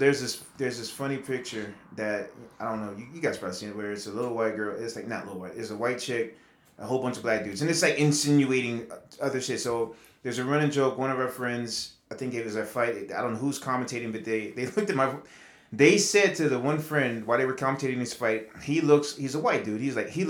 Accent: New York, United States; You know, back when I grew up in New York and needed my projects, you know.

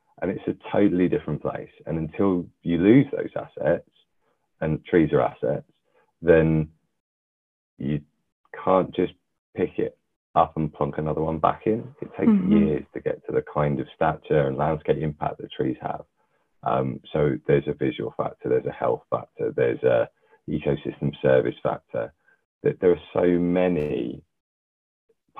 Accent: London, United Kingdom; I was born and bred in London, North London.

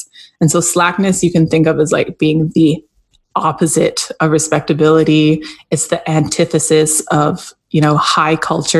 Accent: Jamaica; first language Jamaican Patois; I'm just going to do this in my mother tongue, in my native language, so that people can understand. Because patois is not seen as, it isn't necessarily seen as respectable, particularly in academic spaces.

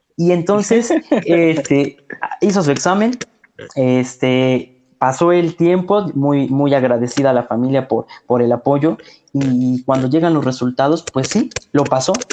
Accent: Ciudad Serdán, Puebla, Mexico; Ciudad Cerdán, de donde soy originario, no hay telesecundarias

